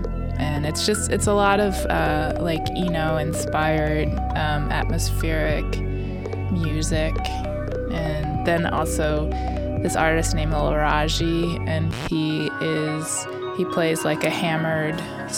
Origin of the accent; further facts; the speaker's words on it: Baltimore, Maryland, United States; Baltimore, Maryland.